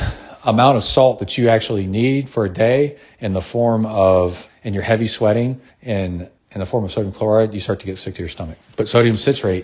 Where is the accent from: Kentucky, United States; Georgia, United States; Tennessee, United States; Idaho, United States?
Tennessee, United States; moved away; I grew up in Tennessee on Watts Bar Lake.